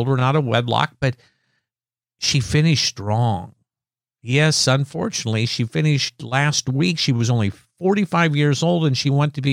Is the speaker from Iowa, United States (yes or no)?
yes; Iowa, United States; moved away as an adult; now in Gulfport, United States; growing up in Iowa